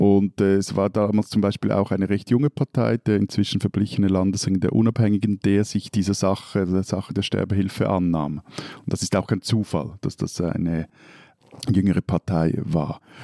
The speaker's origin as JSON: {"language": "German", "country": "Switzerland", "said": "bei uns in der Schweiz"}